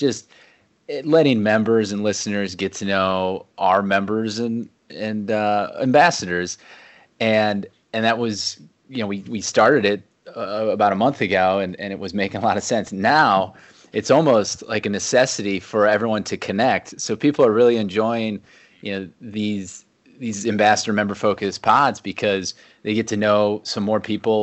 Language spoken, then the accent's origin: English; Ohio, United States; I grew up in Ohio